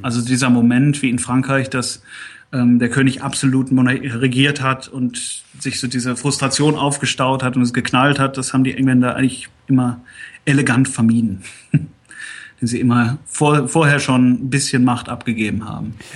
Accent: Germany; now in United Kingdom; als Deutscher

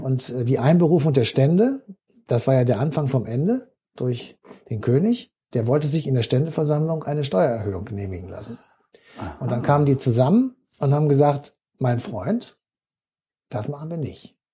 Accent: Germany; als Deutsche

